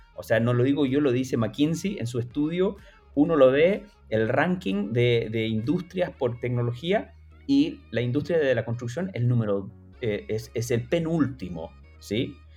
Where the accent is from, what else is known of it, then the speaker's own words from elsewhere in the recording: Chile; yo me crié en Chile